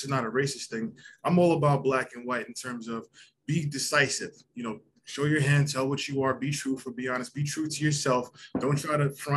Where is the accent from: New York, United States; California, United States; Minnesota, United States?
New York, United States; Long Island; moved away as an adult; now in Canada; I'm originally from Long Island, New York. I've been in Canada now 15 years